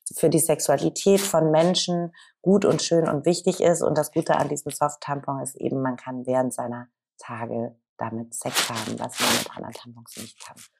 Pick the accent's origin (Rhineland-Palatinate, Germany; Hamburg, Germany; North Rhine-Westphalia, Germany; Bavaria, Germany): Hamburg, Germany; Ich komme ja aus Hamburg